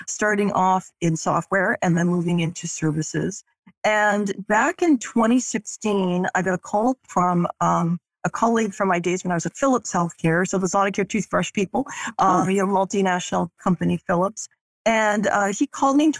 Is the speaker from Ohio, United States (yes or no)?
no; Boston, Massachusetts, United States; moved away as an adult; now in Dallas, United States; I'm originally from Boston, Massachusetts, but I'm calling you from Dallas, Texas. So my husband and I moved here 2 years ago